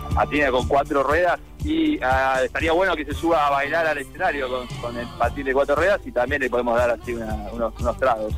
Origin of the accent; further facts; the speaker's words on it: Buenos Aires, Argentina; Somos de Capital